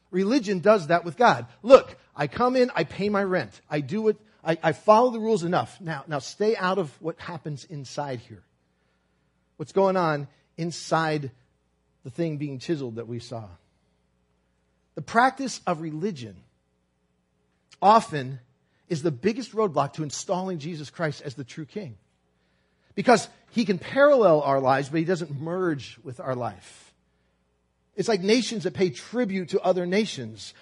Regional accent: Brooklyn, New York, United States; I'm from Brooklyn, and I, my family is Italian

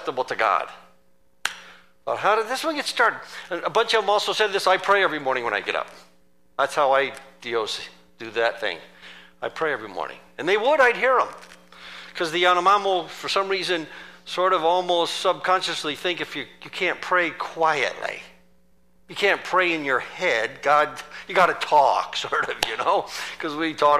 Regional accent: United States; moved away; being an American and from American Christendom

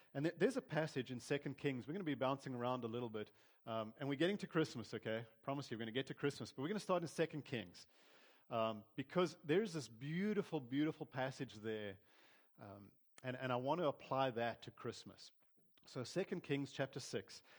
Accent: South Africa; growing up in South Africa, I had, on my mom's side of the family, we'd get together. They were all German

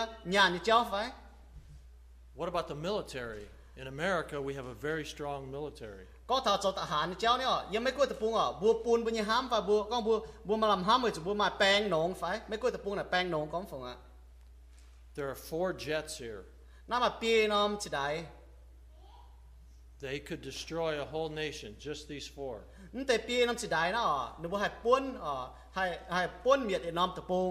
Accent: United States; I was born right here in Reading, just on the other side of the river. My family were ranchers.

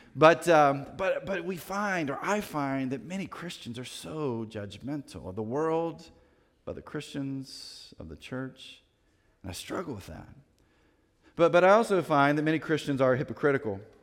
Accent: Winston-Salem, North Carolina, United States; I grew up in Winston-Salem, North Carolina

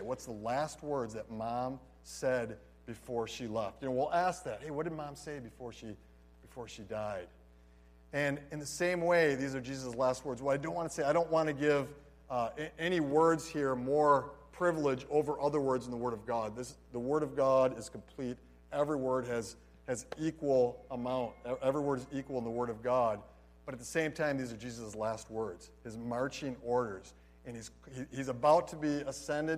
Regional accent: Holland, Michigan, United States; moved away as an adult; also born or lived in Philippines; I grew up in Holland, Michigan.

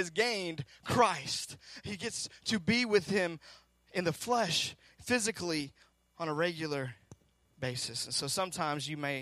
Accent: Seattle, Washington, United States; I'm from Seattle.

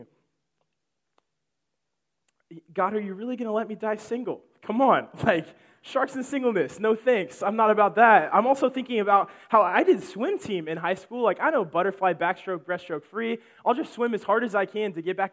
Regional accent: Illinois, United States; moved away; I am from Illinois

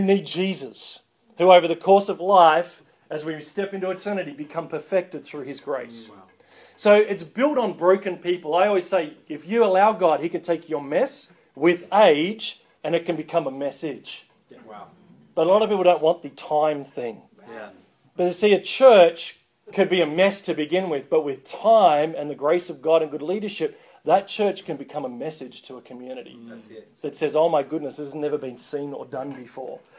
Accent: Australia; I'm not an American, I'm an Australian

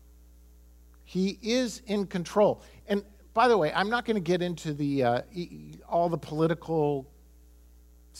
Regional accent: United States; I'm American

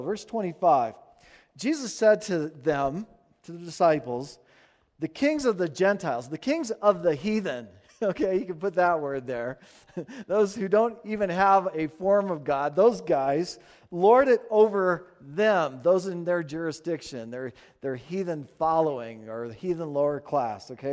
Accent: United States; we're American

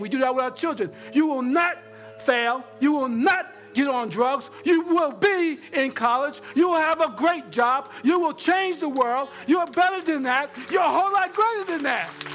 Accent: New York, United States; moved away; growing up in New York

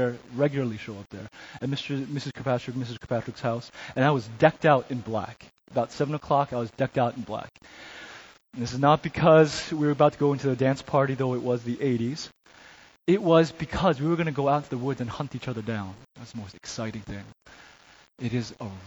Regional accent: New Jersey, United States; moved away as an adult; also born or lived in Chicago; to live and grow up in New Jersey

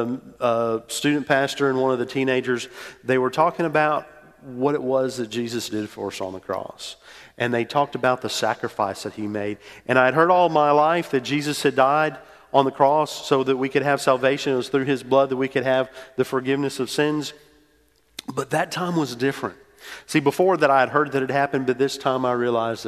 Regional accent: New Orleans, Louisiana, United States; moved away as an adult; also born or lived in Metairie, Louisiana / Mississippi State; I grew up in New Orleans, went to school at Mississippi State

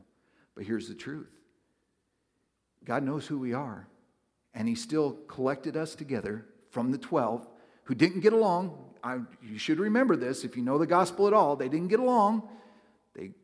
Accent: the Northwest, Pacific Northwest, United States; moved away; I growing up in the Northwest, it's a very spiritual place

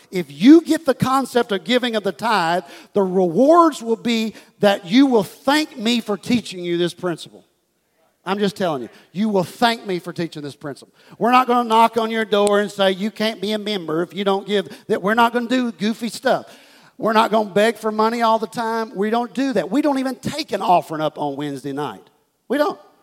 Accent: Houston, Texas, United States; this is the church that I was raised in in Houston, Texas, Life Church

